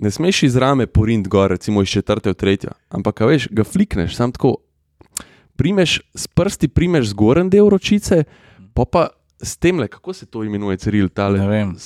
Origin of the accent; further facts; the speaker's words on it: Slovenia; Slovenci smo narod tehnične kulture